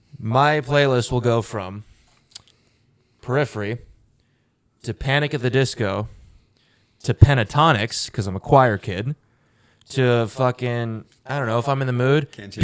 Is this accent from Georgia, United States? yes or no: yes; Georgia, United States; Again, I'm from Georgia, so the classic rock stations played the same goddamn song, and it was their worst song.